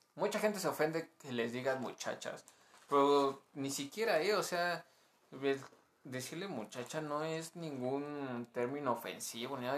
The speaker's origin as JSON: {"language": "Spanish", "country": "Mexico", "said": "como buen mexicano"}